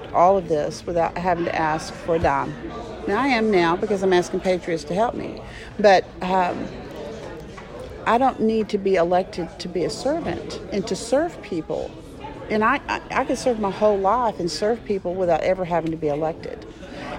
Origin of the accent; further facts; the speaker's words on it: Birmingham, Alabama, United States; now in Dallas, United States; I grew up in Birmingham, Alabama.